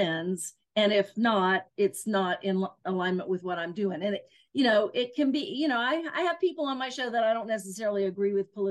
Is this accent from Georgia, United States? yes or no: no; Southwest Virginia, United States; I'm from Southwest Virginia in the mountains of Virginia